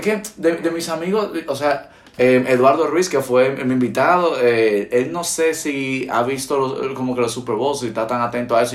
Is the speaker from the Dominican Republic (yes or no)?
yes; Dominican Republic; accent: Dominican; moved away as an adult; now in Spain; cuando nosotros hablamos con un, domi con un acento dominicano bien profundo, muchas veces no nos entienden